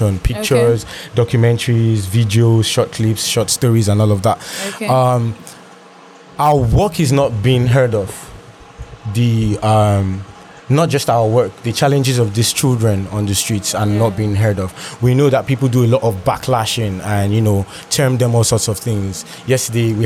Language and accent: English; Lagos, Nigeria; I grew up in Lagos as well